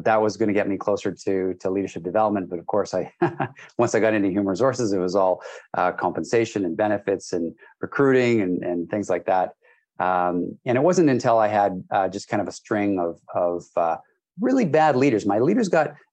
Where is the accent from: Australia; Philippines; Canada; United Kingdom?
Canada; also born or lived in British Columbia, Canada; I am Canadian. I live in British Columbia, Canada